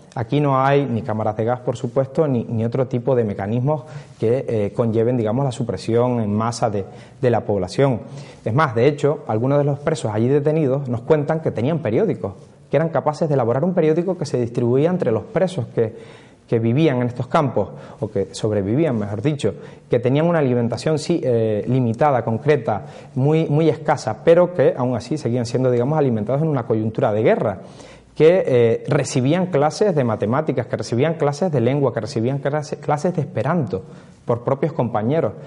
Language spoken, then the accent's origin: Spanish; Canary Islands, Spain; aquí en nuestras islas, en las Islas Canarias